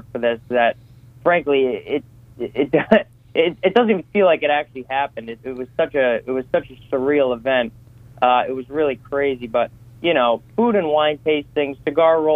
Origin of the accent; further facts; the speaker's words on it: East Greenwich, Rhode Island, United States; I'm from East Greenwich, Rhode Island.